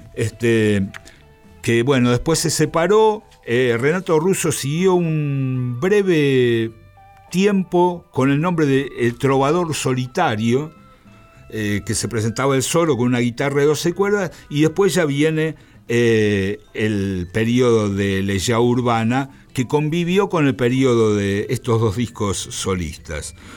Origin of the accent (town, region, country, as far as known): Argentina